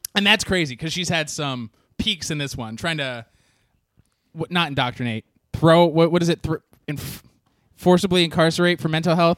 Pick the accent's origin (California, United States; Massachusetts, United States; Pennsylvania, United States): California, United States; Orange County; growing up in Orange County.